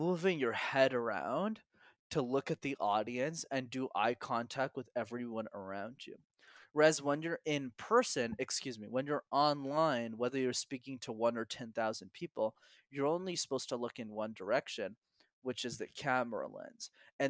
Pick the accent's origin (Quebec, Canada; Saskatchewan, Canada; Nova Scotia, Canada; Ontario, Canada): Quebec, Canada; Montreal; because I'm born and raised in Montreal. And in Montreal, you need to know how to speak French, which I didn't know.